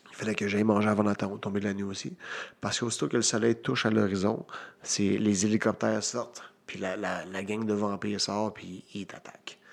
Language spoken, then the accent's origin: French; Victoriaville, Quebec, Canada; Victoriaville, mon, mhm. euh, ma ville natale.